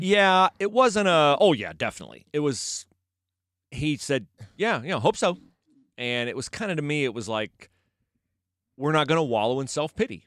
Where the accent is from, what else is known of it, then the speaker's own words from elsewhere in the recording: West Liberty, United States; he's from my hometown.